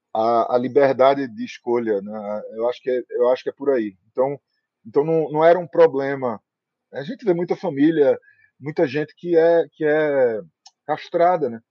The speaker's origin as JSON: {"language": "Portuguese", "town": "Recife", "region": "Pernambuco", "country": "Brazil", "tie": "born or raised there", "said": "eu sou recifense"}